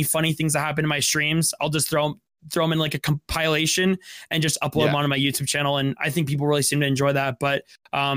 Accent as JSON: {"language": "English", "region": "Utah", "country": "United States", "said": "I'm from Utah."}